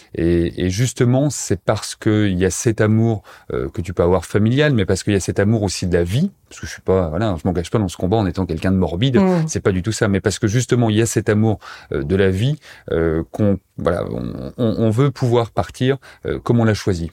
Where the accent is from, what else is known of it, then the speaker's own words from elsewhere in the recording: Montbéliard, Bourgogne-Franche-Comté, France; moved away as an adult; now in Pantin, France; Je suis originaire euh, de Montbéliard, dans l'est de la France. Je sais pas si tu connais, mais voilà, c'est près de près de Besançon, près de Belfort. J'y ai passé euh, jusqu'à ma majorité